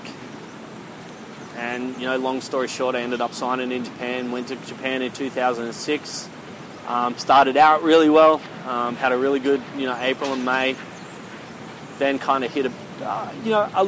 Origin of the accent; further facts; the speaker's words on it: Australia; now in South Korea; Played rugby, you know, growing up in Australia